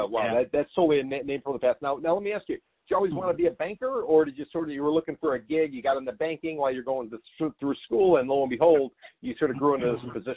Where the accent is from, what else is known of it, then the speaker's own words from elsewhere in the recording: Chicago, Illinois, United States; first language English; moved away; I'm originally from Chicago. English is my only language, although I can get by in some Spanish.